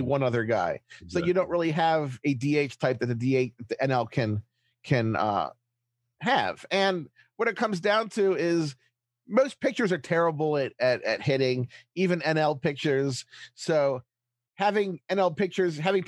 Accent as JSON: {"language": "English", "town": "Baltimore", "region": "Maryland", "country": "United States", "tie": "born or raised there", "said": "Growing up in Baltimore with cable"}